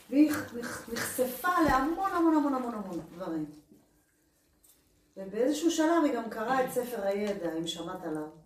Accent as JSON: {"language": "Hebrew", "town": "Beersheba", "region": "Southern District", "country": "Israel", "said": "אנחנו מבאר שבע"}